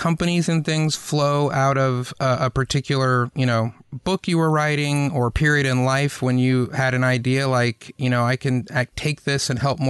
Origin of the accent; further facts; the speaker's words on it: the South, United States; my life growing up in the South.